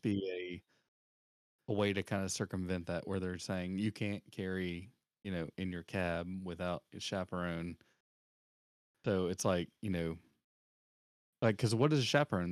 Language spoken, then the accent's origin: English; the South, United States; I'm from the South